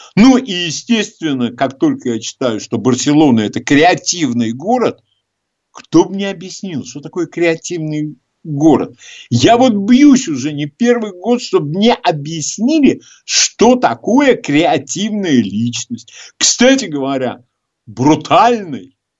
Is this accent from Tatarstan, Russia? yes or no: no; Moscow, Russia; Я москвич, я давно живу э, всю жизнь в нашем городе.